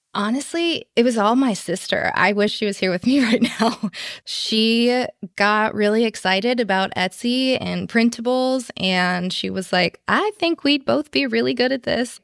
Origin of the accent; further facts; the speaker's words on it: Chicago, Illinois, United States; now in San Francisco, United States; I'm actually originally from Chicago